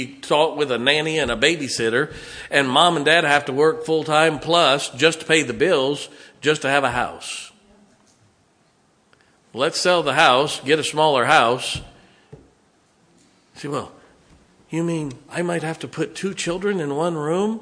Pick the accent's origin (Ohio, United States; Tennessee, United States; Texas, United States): Ohio, United States; I grew up in Ohio where there's a lot of Italians